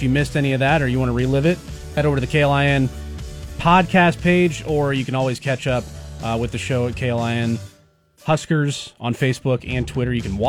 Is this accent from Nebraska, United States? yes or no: yes; Kearney, Nebraska, United States; born there; I was born in Kearney. I don't live there. Didn't live there for very long, but some Central Nebraska here in the house